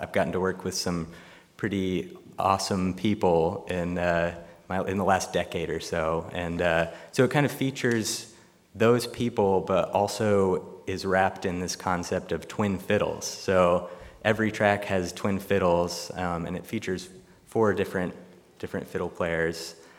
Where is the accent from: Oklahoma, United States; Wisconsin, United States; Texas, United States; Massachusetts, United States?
Massachusetts, United States; also born or lived in Connecticut; Yeah, or in Massachusetts. Right on the border there.